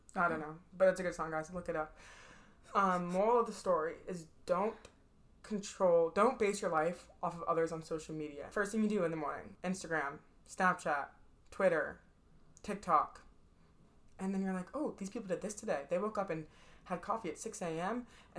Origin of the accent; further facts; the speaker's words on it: Boston, Massachusetts, United States; I didn't like them, even though like I'm from Boston. Like, I'm not from. I was born in Boston. We do have a house up there. My family's up there.